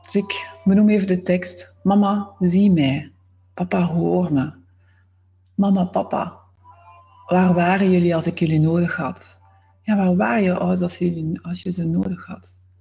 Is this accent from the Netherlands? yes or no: no; Zwijnaarde, Flanders, Belgium; moved away; Ik ben oorspronkelijk van Zwijnaarden, dat ligt naast Gent